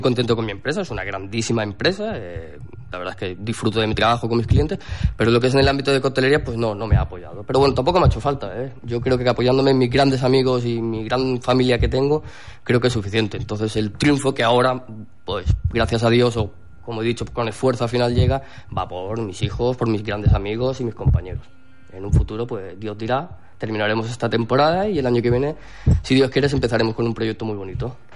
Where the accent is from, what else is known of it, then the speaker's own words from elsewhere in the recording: Alcúdia, Balearic Islands, Spain; yo soy mallorquín y como Mallorca no hay nada